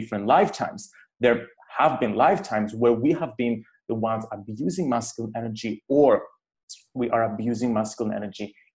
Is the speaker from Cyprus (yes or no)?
yes; Cyprus; growing up in Cyprus